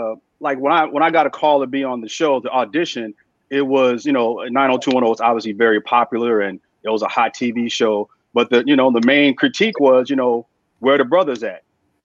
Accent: California, United States; also born or lived in Memphis, Tennessee; I grew up in California. I was born in Memphis, but raised in California.

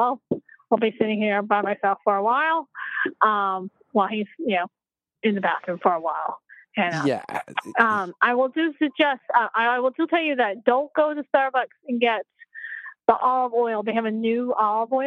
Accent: the South, United States; I'm from the good old South, so, but you couldn't tell from my accent whatsoever

